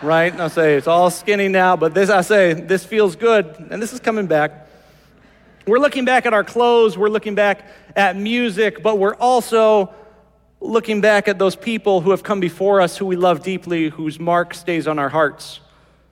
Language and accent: English; Morris, Iowa, United States; I remember growing up in Morris, Iowa